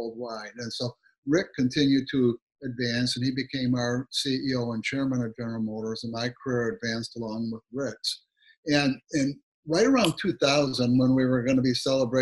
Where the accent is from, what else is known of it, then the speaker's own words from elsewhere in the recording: Southeast Michigan, United States; I grew up in Michigan, Southeast Michigan